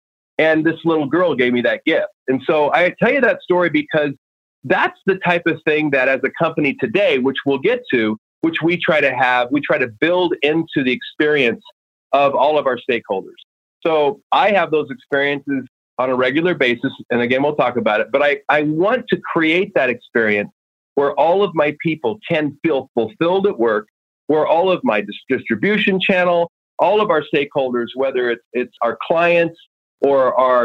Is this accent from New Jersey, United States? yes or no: no; Oregon, United States; I grew up in Oregon and grandma had a simple wooden stove that she cooked on.